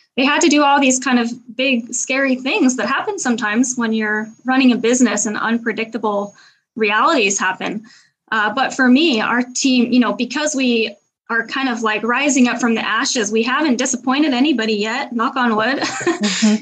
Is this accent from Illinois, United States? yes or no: no; Seattle, Washington, United States; moved away as an adult; now in Paris, France; I am an American, but I live in Paris, France. I'm originally from Seattle, Washington